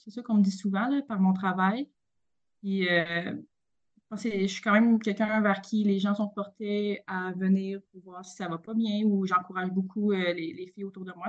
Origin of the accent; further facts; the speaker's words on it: Victoriaville, Quebec, Canada; also born or lived in Montreal; moi, je suis une, une fille qui vient de Victoriaville, très fière de tout ça. Euh, j'ai grandi là